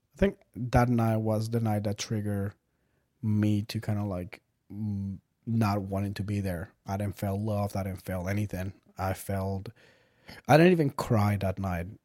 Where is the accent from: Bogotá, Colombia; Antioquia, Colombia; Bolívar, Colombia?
Bogotá, Colombia; moved away; I was born in Bogota, Colombia